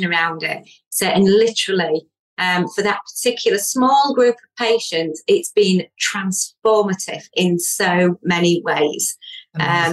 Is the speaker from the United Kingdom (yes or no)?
yes; Yorkshire and the Humber, United Kingdom; I'm from Yorkshire.